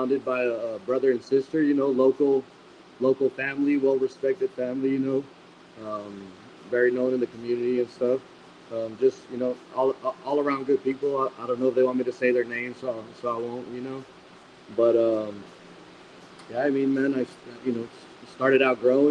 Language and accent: English; El Paso, Texas, United States; also born or lived in Las Cruces, New Mexico; now in Carlsbad, United States; I grew up in El Paso